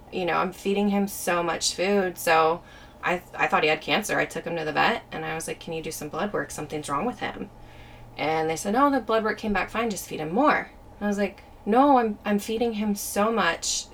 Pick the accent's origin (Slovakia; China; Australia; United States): United States; Auburn, California; also born or lived in Valley Springs, California; I'm originally from Auburn Grass Valley area. Okay. So kind of northern foothills, California